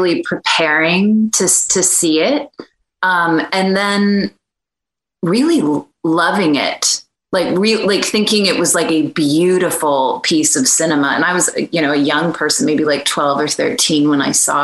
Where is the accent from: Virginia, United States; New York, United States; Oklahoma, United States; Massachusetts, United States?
Virginia, United States; moved away as an adult; now in Los Angeles, United States; I grew up on the East Coast in Virginia.